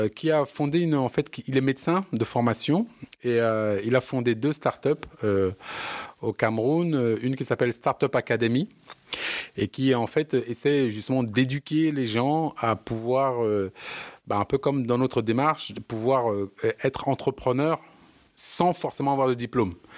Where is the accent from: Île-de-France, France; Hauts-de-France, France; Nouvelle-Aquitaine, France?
Île-de-France, France; Bobigny; On est tous de Bobigny